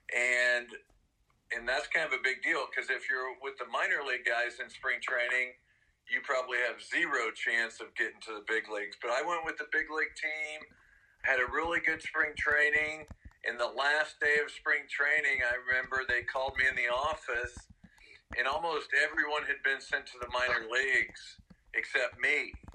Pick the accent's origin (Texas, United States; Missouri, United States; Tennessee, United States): Missouri, United States; since I was from Missouri